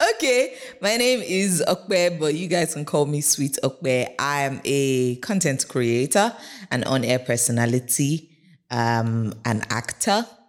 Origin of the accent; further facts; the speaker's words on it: Lagos, Nigeria; I grew up in Yaba